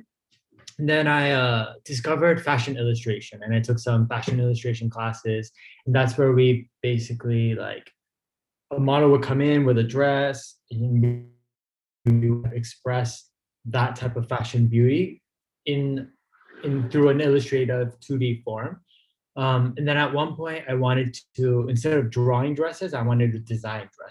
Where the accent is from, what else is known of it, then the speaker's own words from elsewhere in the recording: Torrance, California, United States; moved away as an adult; also born or lived in Los Angeles, California / Chicago / London; now in Milan, Italy; I grew up in Torrance, California